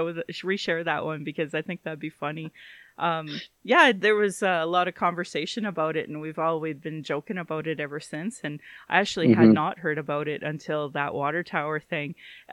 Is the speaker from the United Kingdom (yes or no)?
no; Calgary, Alberta, Canada; I was born in Calgary.